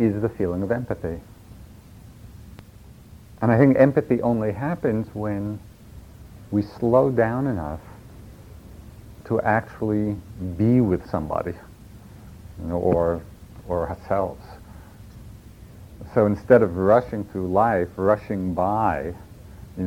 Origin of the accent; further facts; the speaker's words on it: New York, United States; accent: New York; that's my New York accent